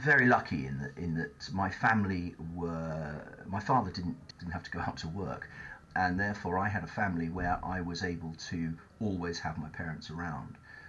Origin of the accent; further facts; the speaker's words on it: Taunton, South West England, United Kingdom; I was brought up in Somerset. I grew up in Taunton, went to Taunton School